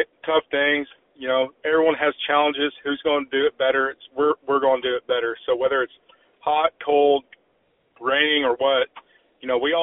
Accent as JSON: {"language": "English", "town": "Edmond", "region": "Oklahoma", "country": "United States", "tie": "born or raised there", "also_born_or_lived": "Kalamazoo, Michigan / Hays, Kansas / Wisconsin", "moved": "as an adult", "said": "I grew up in Edmond, Oklahoma"}